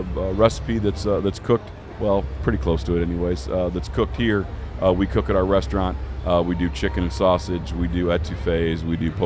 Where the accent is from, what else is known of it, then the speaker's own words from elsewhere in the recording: St. Louis, Missouri, United States; I am from St. Louis, just a little south.